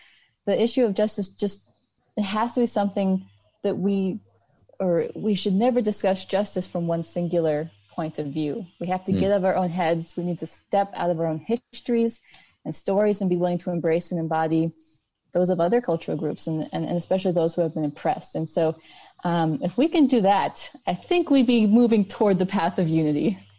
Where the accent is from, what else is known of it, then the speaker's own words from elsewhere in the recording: United States; It's easy for me as an Indian American